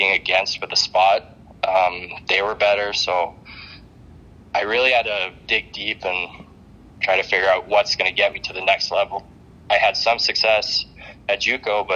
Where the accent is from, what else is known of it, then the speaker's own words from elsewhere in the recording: Canada; being a Canadian kid